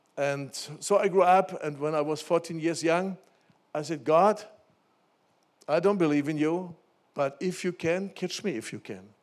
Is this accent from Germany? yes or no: yes; Germany; when I grew up in Germany, after Second World War, my parents, they took me to church